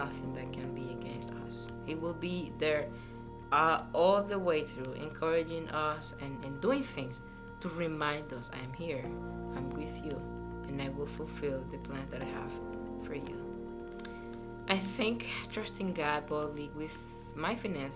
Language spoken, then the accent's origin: English; Panama; moved away as an adult; I came from Panama, my home country.